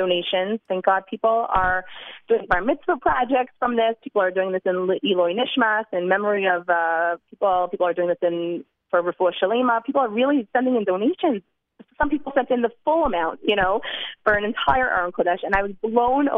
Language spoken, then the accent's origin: English; New Jersey, United States; now in Jerusalem, Israel; I'm from New Jersey